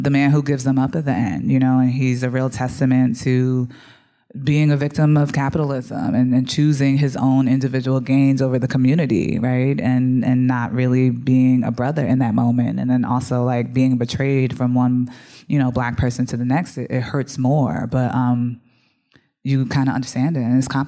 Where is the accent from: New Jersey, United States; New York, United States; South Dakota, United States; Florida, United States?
New Jersey, United States; also born or lived in Bronx, United States; I'm from the Bronx originally, grew up in Jersey as well.